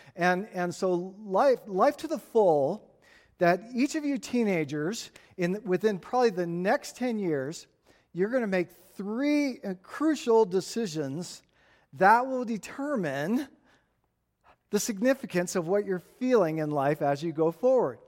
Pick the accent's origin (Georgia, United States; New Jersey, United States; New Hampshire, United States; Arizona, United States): Arizona, United States; Tucson; This is the kind of stuff I grew up playing with in Tucson.